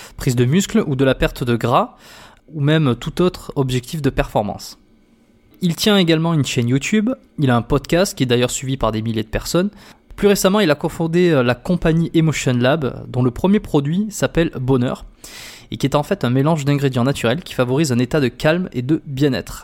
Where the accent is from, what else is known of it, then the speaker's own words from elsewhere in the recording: France; moved away as an adult; now in Montreal, Canada; Je suis français évidemment, ça s'entend, tout le monde tout le monde l'entend